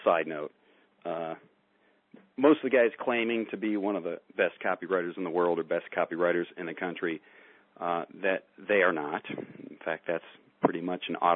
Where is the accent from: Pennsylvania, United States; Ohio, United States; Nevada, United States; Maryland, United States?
Ohio, United States; Barberton; I grew up in Barberton, Ohio, which is a working class town